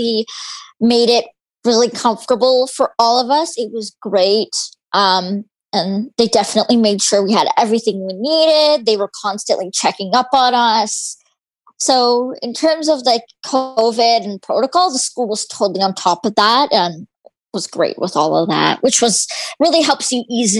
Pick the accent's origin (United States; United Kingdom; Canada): Canada; Aldergrove, British Columbia; I am from Aldergrove, British Columbia. It's a small town, part of the Fraser Valley.